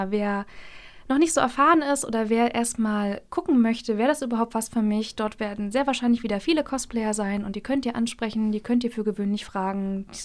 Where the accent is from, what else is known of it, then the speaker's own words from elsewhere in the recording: Mecklenburg-Vorpommern, Germany; Ich muss dazu sagen, ich komme aus Mecklenburg. Wir sind sehr wortkarg